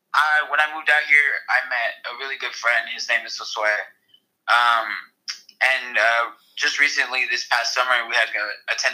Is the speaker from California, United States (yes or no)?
yes; Santa Clara, California, United States; now in East Bay, United States; um, I grew up in the Bay Area. I grew up in uh, Santa Clara area.